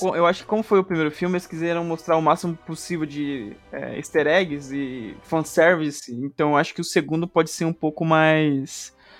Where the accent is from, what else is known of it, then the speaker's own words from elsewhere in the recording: Brazil; eu, como um, um brasileiro